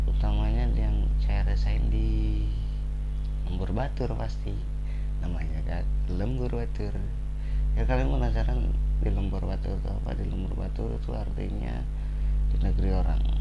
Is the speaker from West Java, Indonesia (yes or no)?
yes; West Java, Indonesia; saya asli Sunda jadi jika ada kata-kata Sunda yang ke bawah di podcast kali ini